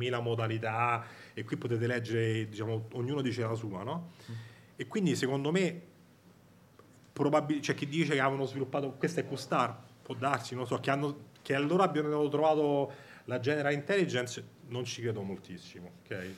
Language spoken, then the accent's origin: Italian; Rome, Lazio, Italy; io sono di Roma, non so se sente dall'accento